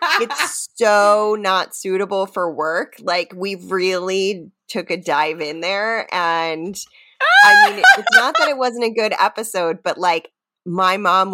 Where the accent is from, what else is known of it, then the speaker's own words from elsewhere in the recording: Connecticut, United States; And I was born in Connecticut.